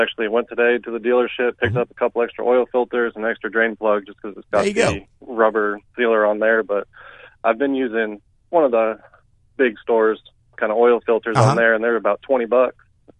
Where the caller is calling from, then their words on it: Cleburne, Texas, United States; I'm out in Cleburne, Texas, a little south of Fort Worth.